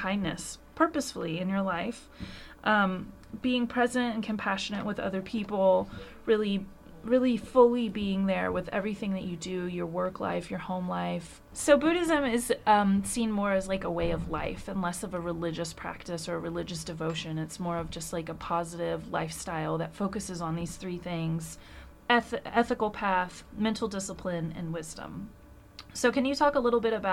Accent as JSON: {"language": "English", "country": "United States", "said": "as an American"}